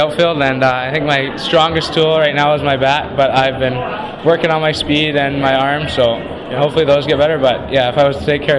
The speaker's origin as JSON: {"language": "English", "town": "Abbotsford", "region": "British Columbia", "country": "Canada", "moved": "as an adult", "lives_now": "Vauxhall, Canada", "said": "I'm from Abbotsford, British Columbia"}